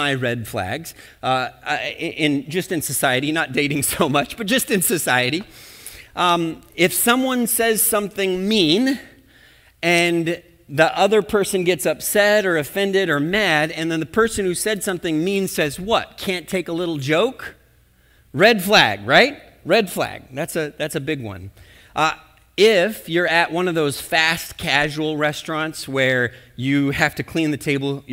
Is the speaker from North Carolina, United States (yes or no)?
no; Minnesota, United States; we're from Minnesota